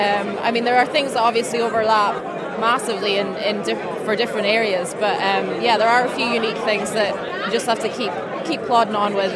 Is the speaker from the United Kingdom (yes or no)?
yes; Shetland, Scotland, United Kingdom; I've come down from Shetland.